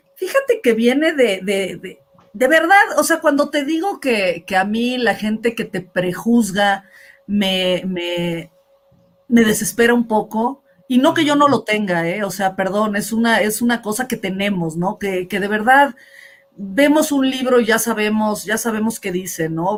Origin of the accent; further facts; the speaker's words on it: Mexico; somos los mexicanos